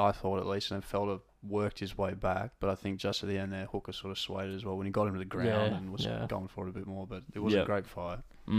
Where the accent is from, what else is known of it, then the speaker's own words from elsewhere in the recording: Canada; moved away; But I'm Canadian